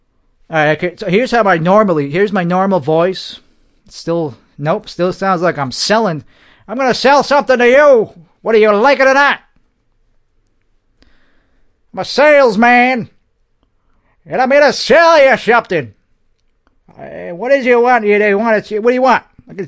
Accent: Missouri, United States; I'm a Missouri. I'm from Missouri. I'm from the bumblefuck hills of Missouri.

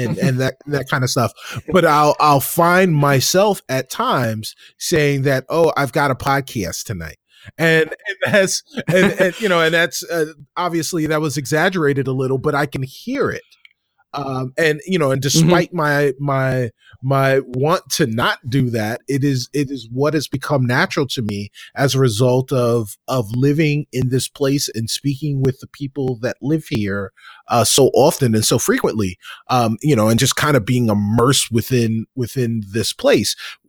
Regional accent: New York, United States; now in Chicago, United States; because as a New Yorker, you say coffee. And it's one of those things. But as a person who now lives in the Midwest and lives, you know, specifically in Chicago and has for now a dozen years

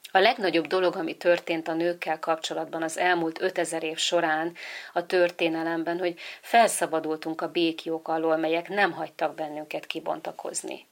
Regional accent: Hungary; Magyarországon születtem, és itt is nevelkedtem

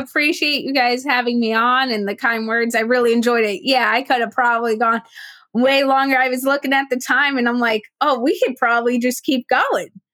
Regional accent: New Jersey, United States; I grew up in Jersey, w- South Jersey, which is about an hour from the shoreline, Atlantic City

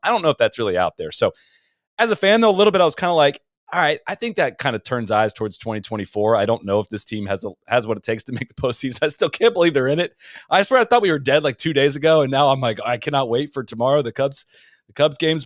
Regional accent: Columbus, Ohio, United States; also born or lived in Charleston, West Virginia; So I was born in Charleston, West Virginia, and I lived in Columbus, Ohio, up through high school.

